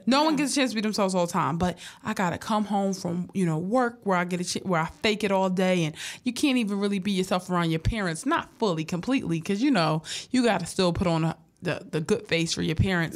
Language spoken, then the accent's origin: English; Philadelphia, Pennsylvania, United States; I come from a hard background. Like yeah. me and my family struggle. Like I'm from North Philly